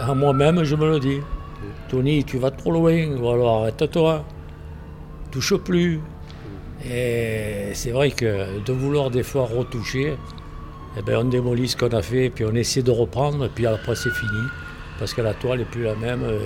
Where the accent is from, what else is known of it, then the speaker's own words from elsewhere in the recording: Provence-Alpes-Côte d'Azur, France; accent: Provençal; Oui, je suis provençal, oui. Euh, d'origine italienne, bien sûr